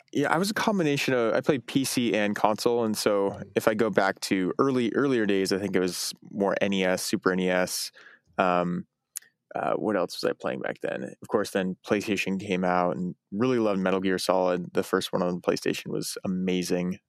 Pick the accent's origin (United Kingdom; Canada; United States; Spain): United States; Eugene, Oregon; I grew up in Eugene, Oregon